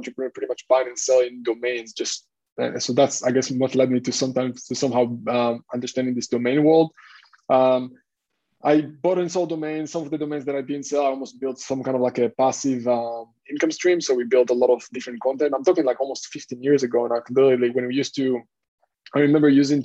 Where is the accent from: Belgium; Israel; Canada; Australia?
Israel; English is a second language; moved away as an adult; also born or lived in Hong Kong; now in Cyprus; I'm originally from Israel. I served in the military there.